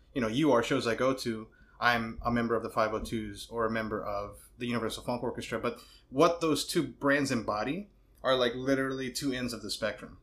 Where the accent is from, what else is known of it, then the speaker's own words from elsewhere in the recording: New York City, New York, United States; I'm a bad New Yorker. I was born in Brooklyn, Rockaway